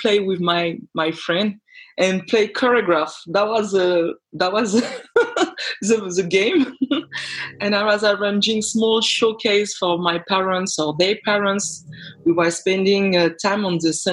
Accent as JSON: {"language": "English", "country": "France", "tie": "born or raised there", "also_born_or_lived": "Denmark", "second_language": "English", "moved": "as an adult", "said": "I'm raised and born in France, but I'm originally from Guadeloupe."}